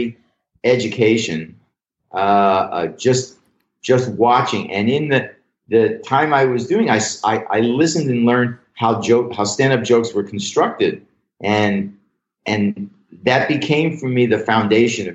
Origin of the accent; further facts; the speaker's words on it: Pittsburgh, Pennsylvania, United States; moved away as an adult; also born or lived in Louisiana; I'm from Pittsburgh originally